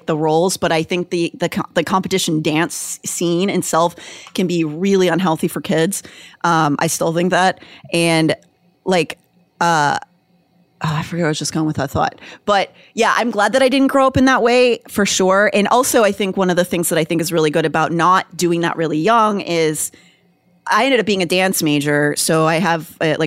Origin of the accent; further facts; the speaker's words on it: Pittsburgh, Pennsylvania, United States; Pittsburgh is an Appalachian town. I grew up there